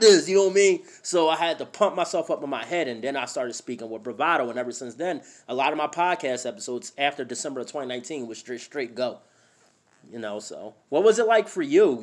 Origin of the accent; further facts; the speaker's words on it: Philadelphia, Pennsylvania, United States; moved away as an adult; also born or lived in New Jersey / New York; now in Idaho, United States; I was born and raised in Philadelphia my entire life